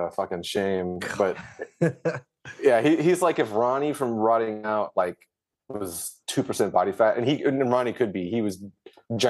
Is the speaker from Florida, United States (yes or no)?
yes; Jacksonville, Florida, United States; I'm from Jacksonville